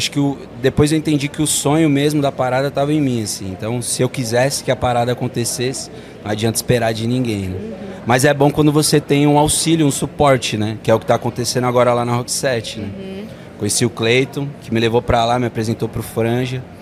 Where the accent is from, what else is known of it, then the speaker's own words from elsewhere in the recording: Guarulhos, São Paulo, Brazil; Sou lá de Guarulhos.